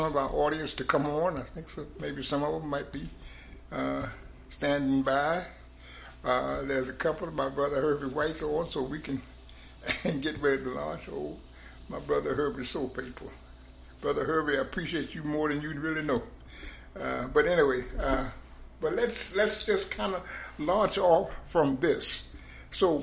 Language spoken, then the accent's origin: English; the South, United States; moved away; I was born in the South. I was born in this stuff.